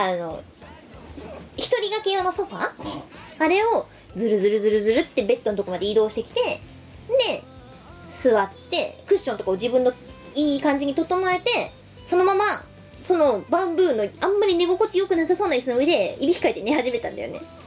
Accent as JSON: {"language": "Japanese", "region": "Chiba", "country": "Japan", "said": "幕張は私、出身高校がありまして、毎日通ってました"}